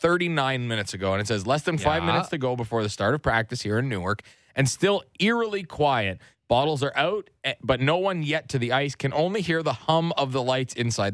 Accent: Nobleton, Ontario, Canada; I grew up in Nobleton.

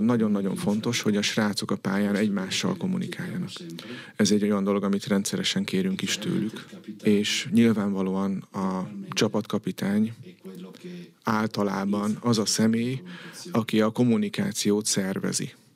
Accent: Italy; moved away as an adult; now in Hungary; én olasz vagyok

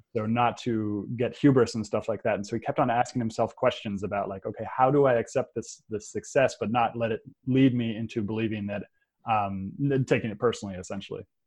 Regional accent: Redwood City, California, United States; I grew up in San Francisco. I grew up in Redwood City actually, so in the peninsula.

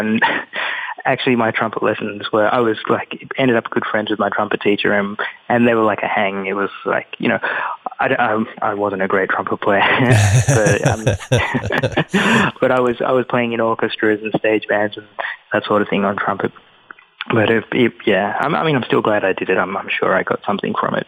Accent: Australia; moved away as an adult; also born or lived in London, United Kingdom; now in New York, United States; growing up in Australia, I felt as though I was Sri Lankan

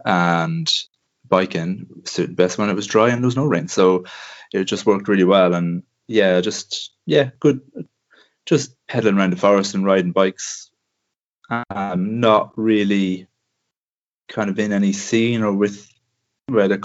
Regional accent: Ireland; compared to what we had in Ireland

